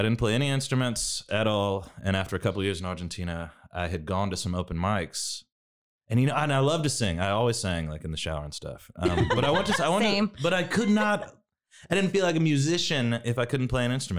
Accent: Waco, Texas, United States; I'm from Waco, class of 06, Waco High.

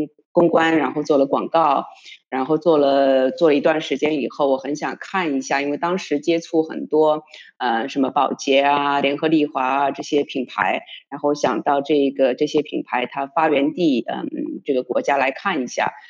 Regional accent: Shanghai, China; moved away as an adult; also born or lived in United States / Europe; now in New York, United States; 我现在是在纽约。呃，当然我嗯，我是中国人，呃，我出生在上海，我在上海上学，然后但是我在欧洲和美国已经工作了将近有二十年了，嗯，我从复旦新闻系毕业的

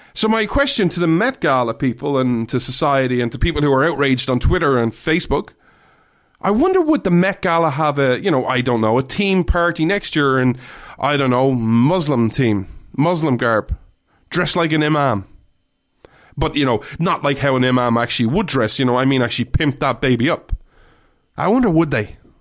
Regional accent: Ireland; I say this as an Irish person who doesn't really drink

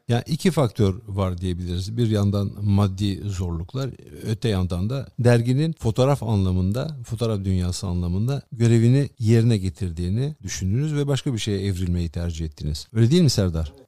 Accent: İzmir, Turkey; moved away; çocukluğum İzmir'de geçti

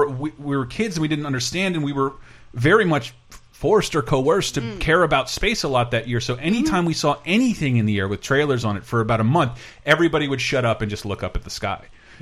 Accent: Florida, United States; I grew up in Florida, a few hours away from Cape Canaveral, where they launch every space shuttle.

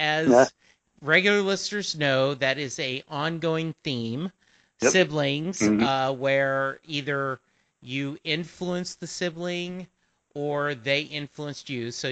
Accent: Lake Charles, Louisiana, United States; I grew up in Southwest Louisiana, a small town called Lake Charles.

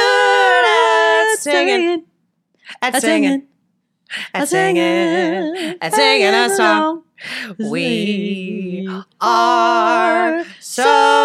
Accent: New York, United States; I grew up in New York, so I never had to drive. I learned how to drive when I was 23 years old.

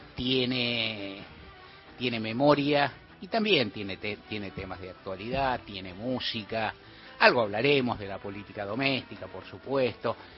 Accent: Argentina; algunos argentinos, muchos, que éramos jóvenes todavía

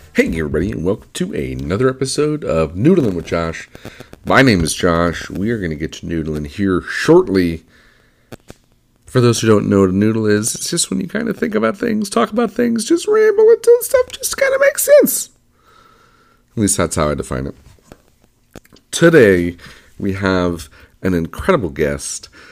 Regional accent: Detroit, Michigan, United States; growing up in Detroit, there was a school called Specs Howard

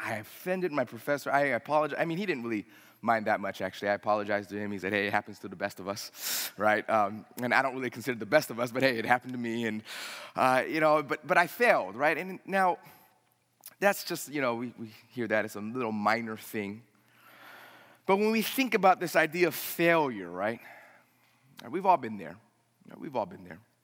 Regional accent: United States; I'm a first generation American. Uh, if you wanna say that's the first generation, I was the only one born here.

